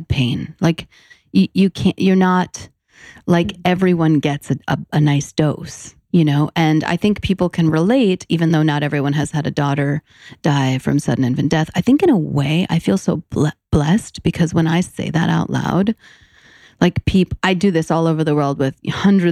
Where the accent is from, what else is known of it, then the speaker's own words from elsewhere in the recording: New York City, New York, United States; I'm born and raised in New York City